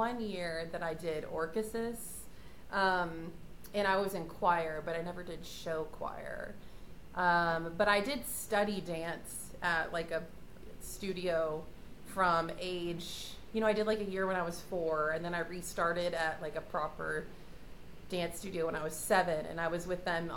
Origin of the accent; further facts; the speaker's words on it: Mundelein, Illinois, United States; I grew up in the suburbs of Chicago in a little town called Mundelein, Illinois, and basically lived in the Chicago suburbs until I went to college. So Chicago girl, born and raised